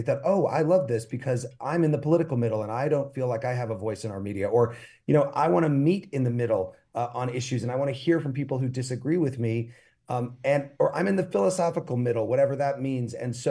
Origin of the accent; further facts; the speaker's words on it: Illinois, United States; I'm from Central Illinois